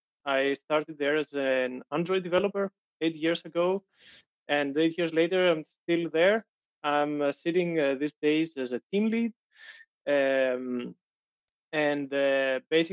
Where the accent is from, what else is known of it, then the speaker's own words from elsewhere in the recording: Greece; moved away as an adult; now in Denmark; I'm originally from Greece. I moved to Denmark 8 years ago to continue my studies.